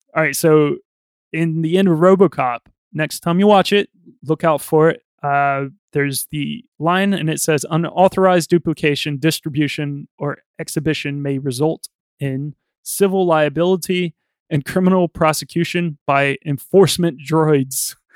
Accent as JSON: {"language": "English", "country": "United States", "said": "I'm American"}